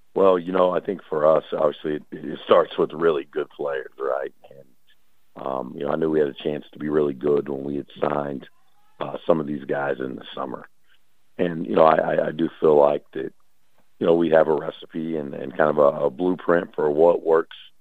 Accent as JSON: {"language": "English", "area": "Dallas Fort Worth area", "region": "Texas", "country": "United States", "also_born_or_lived": "Talladega, Alabama", "moved": "as an adult", "lives_now": "Langston, United States", "said": "I'm from the Dallas Fort Worth area."}